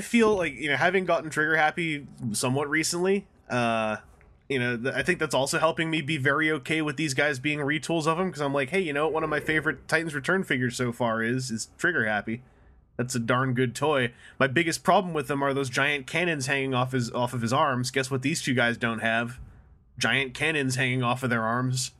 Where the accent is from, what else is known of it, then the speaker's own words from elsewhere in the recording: Canada; I'm from Canada, so we do sometimes use French words